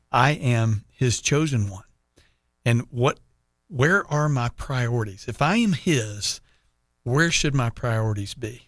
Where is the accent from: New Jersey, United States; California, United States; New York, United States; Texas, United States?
Texas, United States; now in Jacksonville, United States; being a Texan